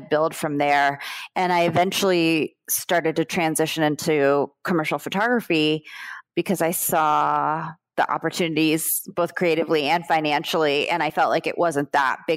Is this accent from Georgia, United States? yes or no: no; South Florida, United States; also born or lived in Brooklyn, New York; I grew up in South Florida